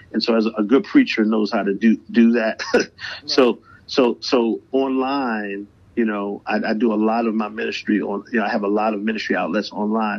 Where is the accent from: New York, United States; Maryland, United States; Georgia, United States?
Maryland, United States; Baltimore; also born or lived in Atlanta; music has been a huge part of my life uh, growing up in Baltimore